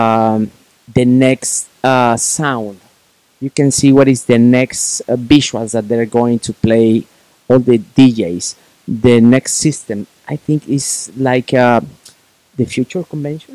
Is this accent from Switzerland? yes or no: no; Puebla, Mexico; Puebla, city where my hometown